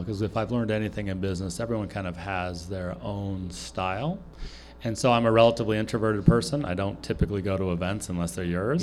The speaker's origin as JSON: {"language": "English", "region": "California", "country": "United States", "tie": "born or raised there", "moved": "as an adult", "lives_now": "Wisconsin, United States", "said": "born and raised in California. Uh, moved to Wisconsin when I was 20"}